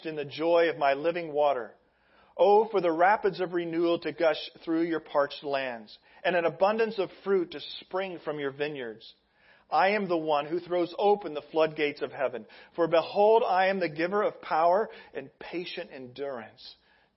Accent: Midwest, United States; I'm from the Midwest

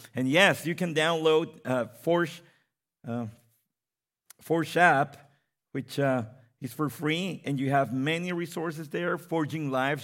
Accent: Mexico City, Mexico; I come from Mexico City

